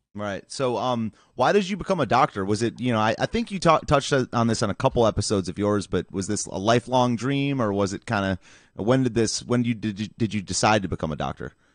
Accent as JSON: {"language": "English", "region": "Michigan", "country": "United States", "also_born_or_lived": "East Lansing", "moved": "yes", "said": "I'm from Michigan originally"}